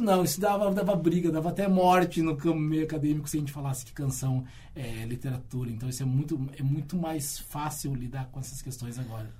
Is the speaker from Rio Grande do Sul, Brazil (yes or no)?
yes; Rio Grande, Rio Grande do Sul, Brazil; Eu cresci em Rio Grande